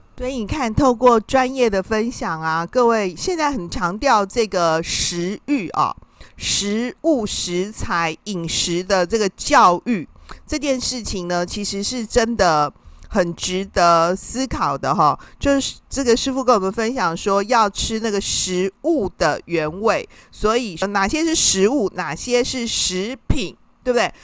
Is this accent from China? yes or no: no; Taiwan; 我们台湾人好像特别喜欢吃锅啊